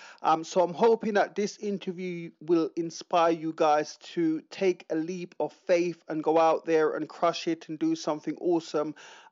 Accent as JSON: {"language": "English", "country": "Jamaica", "tie": "born there", "said": "I was born in Jamaica"}